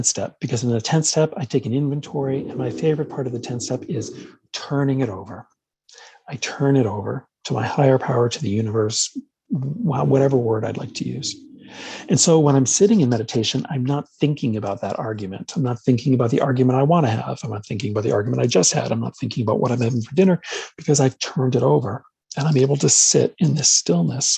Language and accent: English; New York, United States; I grew up in New York, so we're culturally Catholic and Jewish